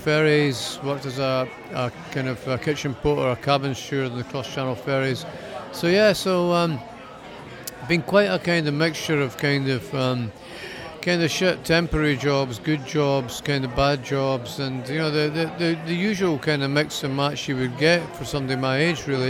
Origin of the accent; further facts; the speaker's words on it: Scotland, United Kingdom; also born or lived in Miami; being Scottish